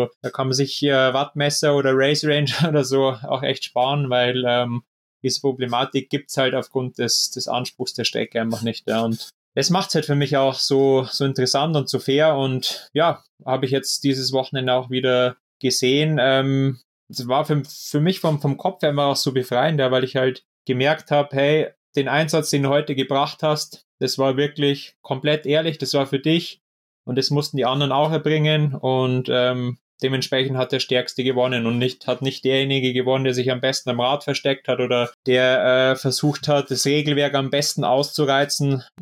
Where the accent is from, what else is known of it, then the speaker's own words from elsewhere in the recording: Bavaria, Germany; gerade jetzt da aus der Nähe von Regensburg, aus meiner Heimatstadt, ähm, da hat sich jetzt auch ähm, so ein ja, kleiner Verein gebildet